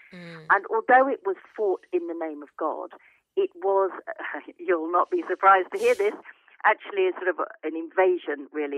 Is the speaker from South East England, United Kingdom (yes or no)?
yes; Chichester, South East England, United Kingdom; my hometown of Chichester